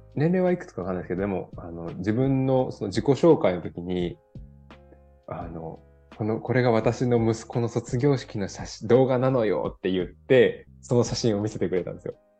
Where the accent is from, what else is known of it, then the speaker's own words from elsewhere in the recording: Kansai, Osaka, Japan; now in Denmark; 私、関西出身なんで、大阪のね